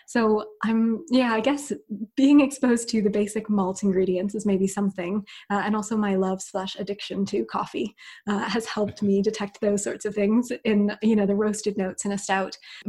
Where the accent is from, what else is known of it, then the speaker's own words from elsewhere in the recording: United States; now in United Kingdom; The other thing as well, growing up in the States and then moving to the UK, which is where I'm based now